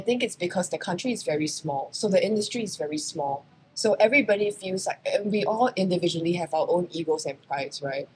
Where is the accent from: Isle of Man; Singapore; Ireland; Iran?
Singapore; moved away as an adult; also born or lived in New York, United States; I am a Singaporean model who happened to be very lucky and had most of my career in the US, in New York